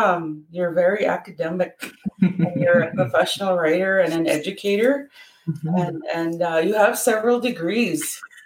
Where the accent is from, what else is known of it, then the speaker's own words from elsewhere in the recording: Opaskwayak Cree Nation, Manitoba, Canada; OCN is the community where I'm from.